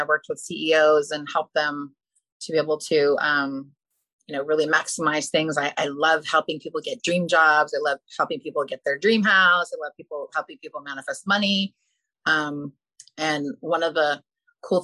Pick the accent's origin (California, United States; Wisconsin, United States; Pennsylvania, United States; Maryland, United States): California, United States; Malibu; I grew up in Malibu and we have fires there